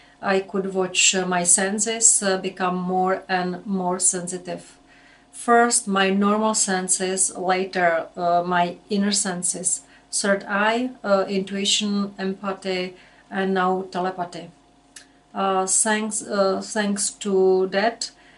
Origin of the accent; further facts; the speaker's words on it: Czechia; I'm from Czech Republic.